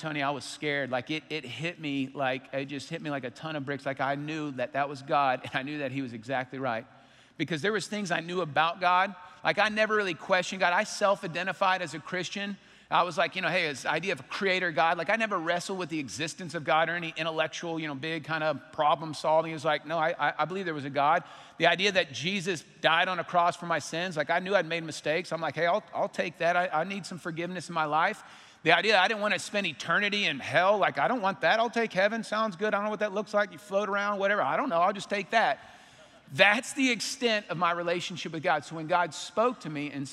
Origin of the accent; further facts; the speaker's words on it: Arlington, Texas, United States; I grew up in Arlington.